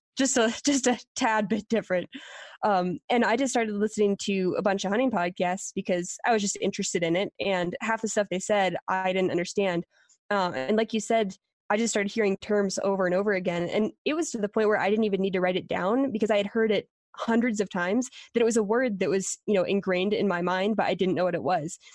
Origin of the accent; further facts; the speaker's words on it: Pennsylvania, United States; moved away as an adult; also born or lived in Colorado; I was from Pennsylvania